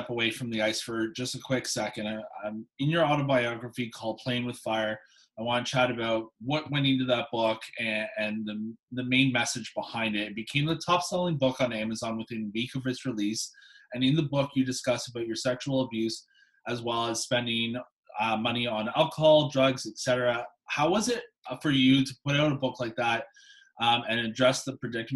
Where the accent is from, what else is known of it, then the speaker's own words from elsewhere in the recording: Whitby, Ontario, Canada; I'm from Whippy, just east of Toronto